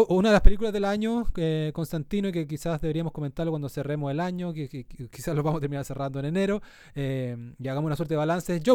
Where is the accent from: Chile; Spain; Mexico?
Chile; southern Chile; moved away; En el sur, de donde yo vengo